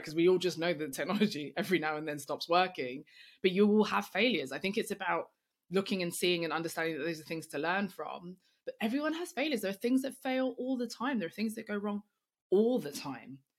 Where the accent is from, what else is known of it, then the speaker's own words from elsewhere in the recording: London, United Kingdom; I'm black, I'm female, I'm young, I'm from East London